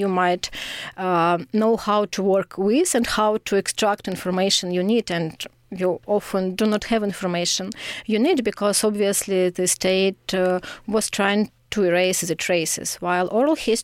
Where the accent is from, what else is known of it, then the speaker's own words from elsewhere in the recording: Kyiv, Ukraine; moved away as an adult; now in Lithuania; I'm from Kyiv